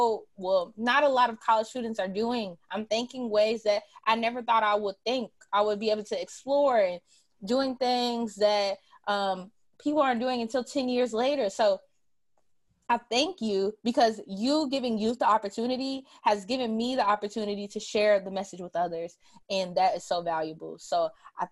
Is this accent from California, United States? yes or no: no; Louisville, Kentucky, United States; I'm from Louisville, not from Kentucky